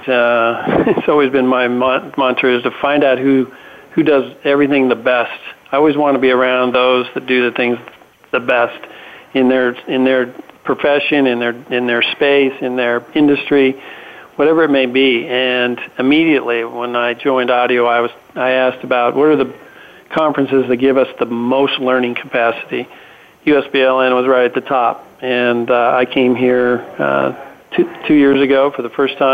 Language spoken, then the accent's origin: English; Nevada, United States; moved away; Nevada is my home state, so I get to go home